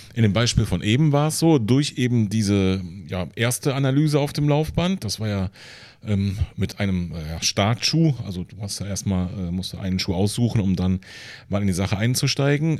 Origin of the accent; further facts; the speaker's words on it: Siegburg area, North Rhine-Westphalia, Germany; now in Neunkirchen-Seelscheid, Germany; ich komme hier aus der Ecke